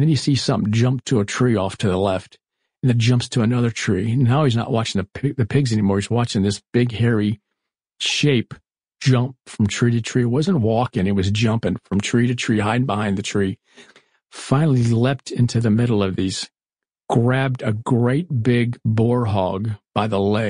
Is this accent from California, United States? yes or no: no; Florida, United States; I was growing up in Florida. We had the Everglades just outside of us.